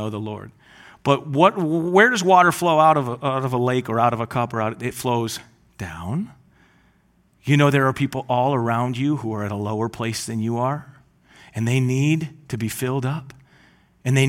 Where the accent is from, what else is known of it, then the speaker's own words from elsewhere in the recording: Gaylord, Michigan, United States; I grew up in Gaylord, and my parents still live on this lake up north